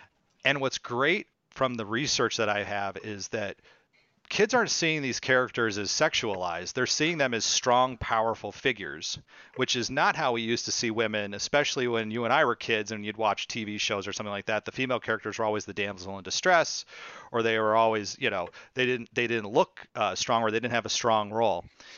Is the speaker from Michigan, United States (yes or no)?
no; San Francisco, California, United States; Even though I'm from California. I'm from the San Francisco area.